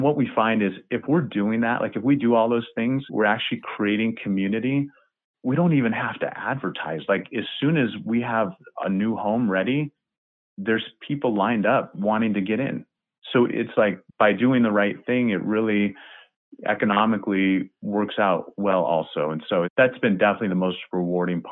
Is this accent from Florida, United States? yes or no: no; Cedar Rapids, Iowa, United States; I grew up in Cedar Rapids, Iowa